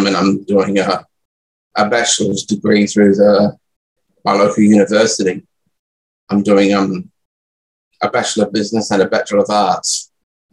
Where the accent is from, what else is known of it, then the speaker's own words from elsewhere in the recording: Brisbane, Queensland, Australia; I live in Brisbane, Australia, and I've lived here in Australia all my life